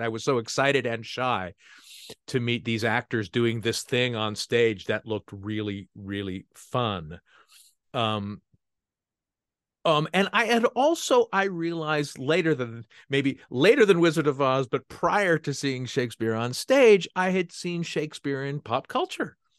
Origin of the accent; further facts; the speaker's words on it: San Francisco Bay Area, California, United States; I grew up in the San Francisco Bay Area